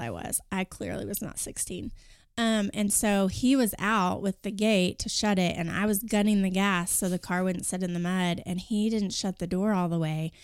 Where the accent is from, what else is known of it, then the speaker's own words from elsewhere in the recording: Kingfisher, Oklahoma, United States; I grew up in a small town northwest of Oklahoma City, Kingfisher